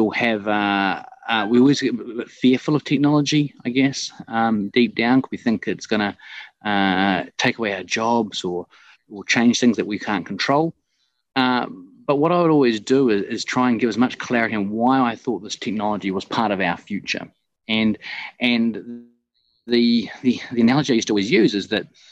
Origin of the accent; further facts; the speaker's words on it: New Zealand; moved away as an adult; also born or lived in Scotland; now in Dubai, United Arab Emirates; Originally, I'm from New Zealand, and I took off in 2005 for my OE.